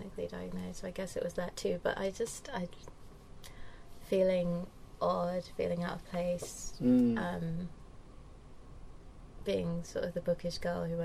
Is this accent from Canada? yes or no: no; London, United Kingdom; moved away as an adult; also born or lived in Cambridge / Europe; I grew up in Lewisham, Lewisham Borough, Deptford